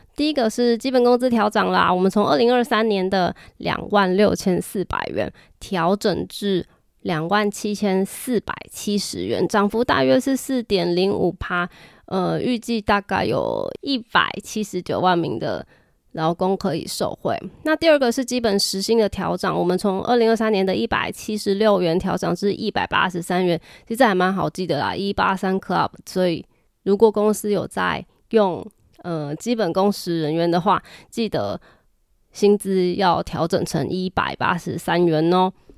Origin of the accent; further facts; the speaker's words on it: Taiwan; 我们台湾这边